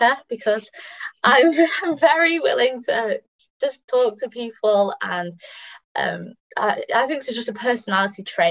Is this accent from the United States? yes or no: no; United Kingdom; as British researchers